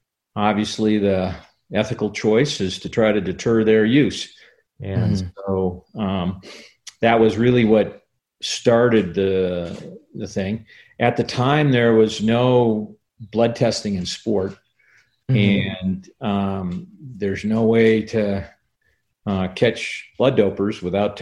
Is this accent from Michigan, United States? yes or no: no; outside of Milwaukee, Wisconsin, United States; I grew up outside of Milwaukee